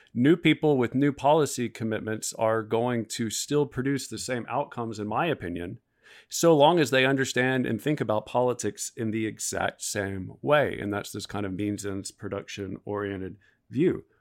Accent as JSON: {"language": "English", "region": "the South", "country": "United States", "said": "I'm from the South"}